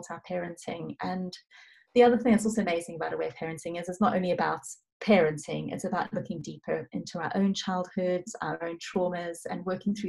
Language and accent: English; South Africa; moved away; I'm originally South African